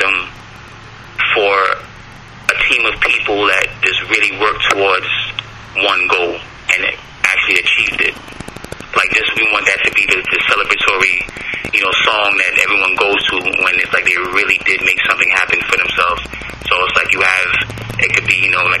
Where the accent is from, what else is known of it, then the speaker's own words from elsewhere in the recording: New York City, New York, United States; for a Brooklynite, for someone that's born and raised in Brooklyn, especially with a Caribbean background